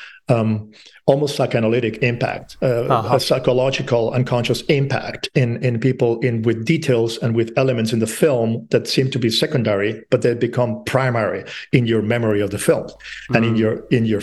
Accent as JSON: {"language": "English", "town": "Madrid", "region": "Community of Madrid", "country": "Spain", "tie": "born or raised there", "said": "I grew up in Madrid"}